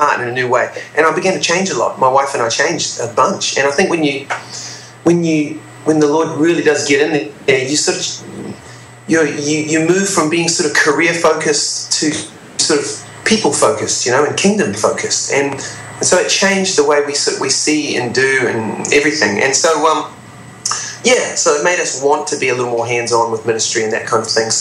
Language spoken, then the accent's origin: English; New Zealand; I'm from New Zealand